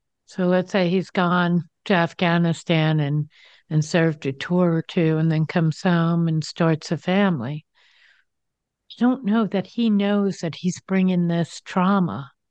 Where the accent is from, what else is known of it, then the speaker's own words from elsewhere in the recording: East Coast, United States; I'm from the East Coast